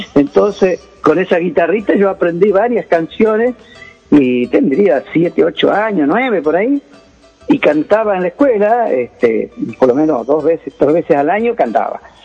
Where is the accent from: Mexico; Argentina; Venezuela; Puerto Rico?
Argentina; Joaquín V. González, Salta; moved away; also born or lived in Buenos Aires / Manacor; se llama Joaquín B. González, mi pueblo, donde yo he nacido, allá en la provincia de Salta